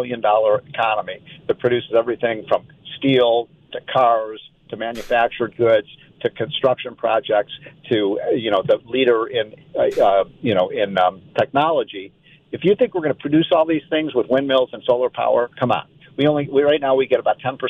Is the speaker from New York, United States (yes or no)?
no; Chicago, Illinois, United States; now in Washington, D.C., United States; I grew up in Chicago.